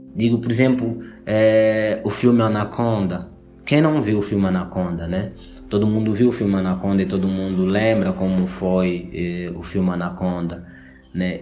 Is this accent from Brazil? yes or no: no; Angola; eu sou angolano, veio de Angola, África